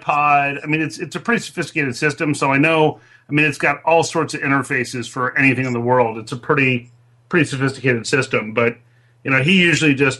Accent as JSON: {"language": "English", "region": "Southern California", "country": "United States", "tie": "born or raised there", "said": "I grew up in Southern California, had a rock band"}